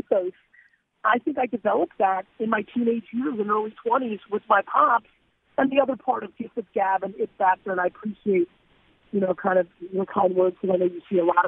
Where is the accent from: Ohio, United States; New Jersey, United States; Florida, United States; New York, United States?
New Jersey, United States; I grew up in Jersey.